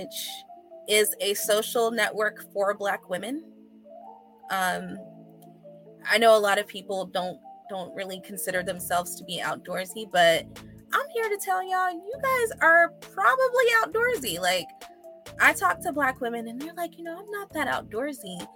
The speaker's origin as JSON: {"language": "English", "town": "Atlanta", "region": "Georgia", "country": "United States", "tie": "born or raised there", "also_born_or_lived": "London, England / New York", "said": "I was born in London, England, and raised in Atlanta"}